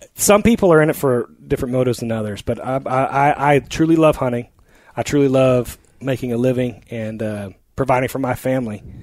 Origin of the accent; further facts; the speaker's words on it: central Oklahoma, United States; also born or lived in California; ended up back in central Oklahoma, which is where my family's